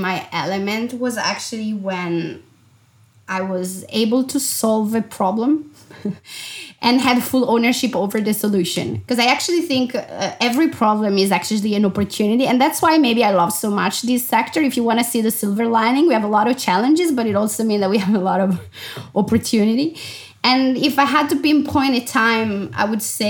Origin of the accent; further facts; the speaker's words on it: Italy; moved away as an adult; also born or lived in Milan, Italy / London, United Kingdom; I left home when I was 18 and I never went back. You know, the first travel, unquote, was actually to move from my hometown, which is a small city of 70,000 people